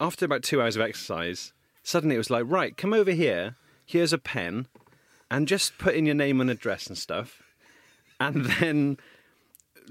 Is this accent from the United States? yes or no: no; Cardiff, Wales, United Kingdom; I grew up in Cardiff